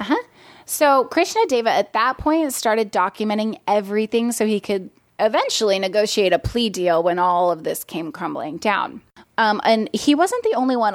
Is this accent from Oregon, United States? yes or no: yes; Portland, Oregon, United States; moved away as an adult; now in Los Angeles, United States; originally I'm from Portland, Oregon